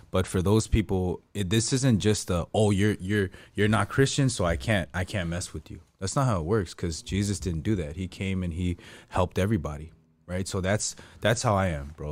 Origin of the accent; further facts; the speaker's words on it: United States; I'm from America